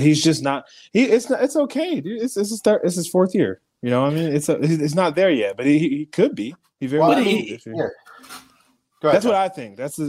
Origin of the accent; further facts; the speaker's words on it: Southern California, United States; I'm from Southern California. … by the way.